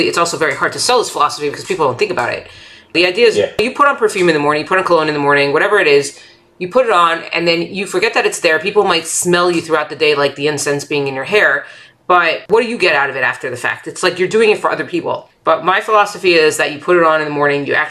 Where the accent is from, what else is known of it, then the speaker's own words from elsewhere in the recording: Florida, United States; now in New York, United States; I was born in New York. So going from New York to Florida, living in Florida for 17 years and then going back to New York